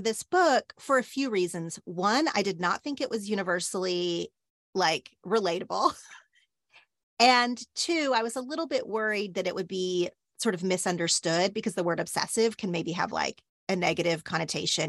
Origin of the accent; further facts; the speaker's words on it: Oklahoma, United States; now in Los Angeles, United States; the way I grew up in Oklahoma